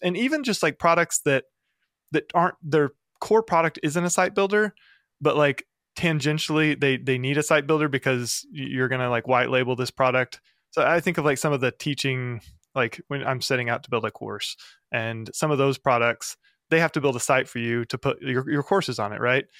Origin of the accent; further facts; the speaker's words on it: the Ozarks, United States; I'm from the Ozarks in the middle of the U S.